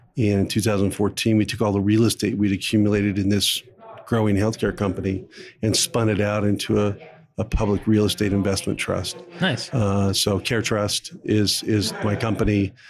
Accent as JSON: {"language": "English", "town": "Phoenix", "region": "Arizona", "country": "United States", "tie": "born or raised there", "said": "I started as a as a lawyer with a large law firm in Phoenix, Arizona, my hometown"}